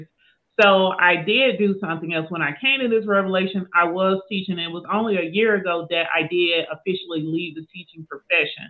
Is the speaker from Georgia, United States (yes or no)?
yes; Southwest Georgia, United States; now in Atlanta, United States; I am an Atlanta transplant. I was born and raised in Southwest Georgia, but I've been here in Atlanta for many years, South Metro